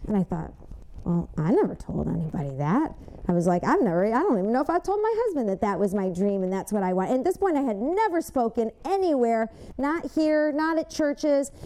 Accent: Westland, Michigan, United States; I grew up in Westland, Michigan

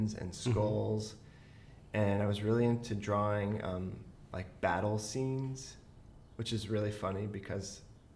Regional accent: Virginia, United States; also born or lived in Georgia; I grew up mostly in Virginia

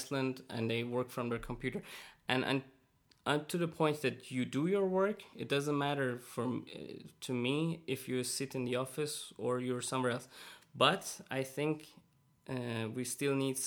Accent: Iran; moved away; I come from Iran

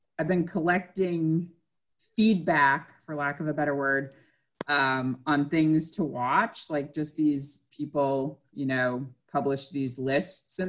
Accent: Massachusetts, United States; now in Georgia, United States; where I grew up in Massachusetts, the schools were controlled by the town

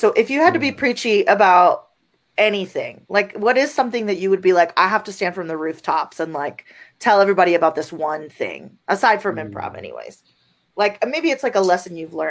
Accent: Venezuela; now in United States; when I first moved to the United States, I'm from Venezuela originally.

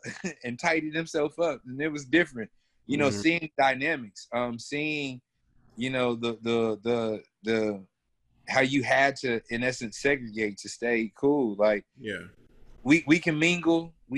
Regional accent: the South, United States; growing up in the South

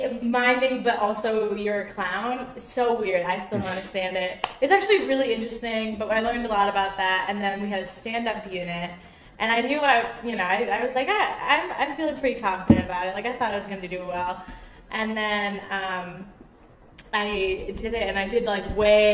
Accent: Connecticut, United States; now in New York City, United States; I grew up in Connecticut

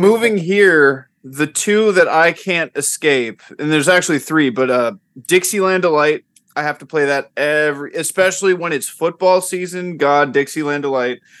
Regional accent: Tampa, Florida, United States; now in California, United States; I'm originally from Tampa Bay, like that whole area of Florida

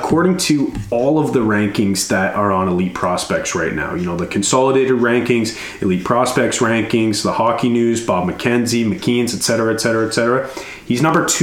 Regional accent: Canada; being Canadian

